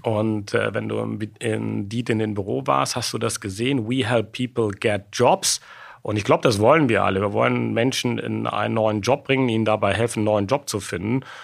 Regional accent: Sittard, Limburg, Netherlands; moved away; also born or lived in Rhineland, Germany / Aachen, Germany; Ich bin in Sittard in Holland geboren, aber direkt an der deutschen Grenze

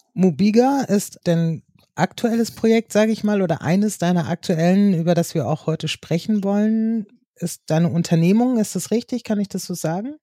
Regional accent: Northern Germany, Germany; Als Norddeutsche

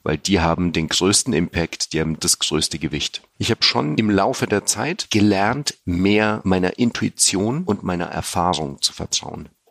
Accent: Germany; born or raised there; also born or lived in Sofia, Bulgaria

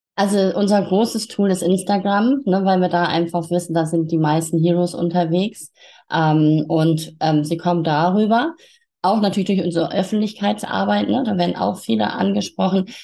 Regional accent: Hamburg, Germany; moved away as an adult; now in Quickborn, Germany; ich bin auch gebürtige Hamburgerin

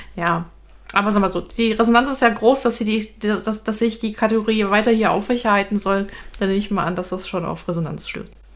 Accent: Rhineland, Germany; wir als Rheinländer

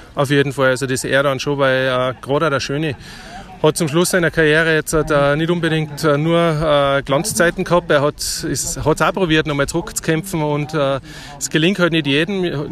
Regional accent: Germany; als deutsche Mannschaft

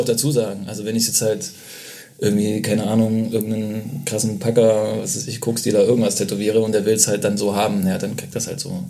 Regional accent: Leipzig, Saxony, Germany; moved away as an adult; also born or lived in Berlin; now in Leipzig, Germany; Bin da geboren und aufgewachsen

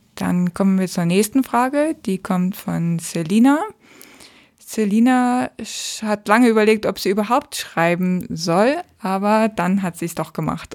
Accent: Hamburg, Germany; aus meiner Heimatstadt, aus Hamburg

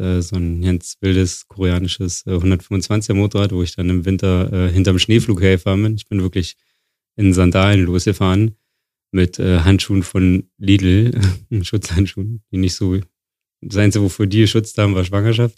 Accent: Wildau, Brandenburg, Germany; now in Berlin, Germany; ich komme aus Wildau. In Brandenburg.

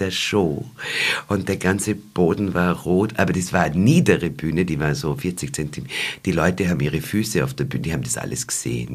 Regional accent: Waldviertel, Lower Austria, Austria; bei uns im Waldviertel

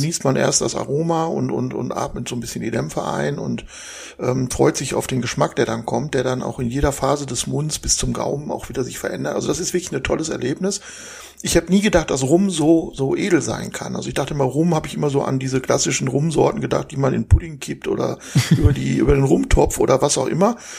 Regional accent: Essen, North Rhine-Westphalia, Germany; also born or lived in Saarland; now in Krefeld, Germany; bin da geboren, bin dann in Essen im Ruhrgebiet aufgewachsen

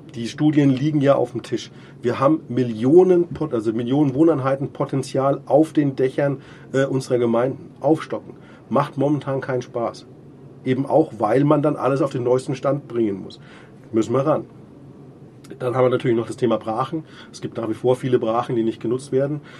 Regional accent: Munich, Bavaria, Germany; jetzt bin ich Münchner

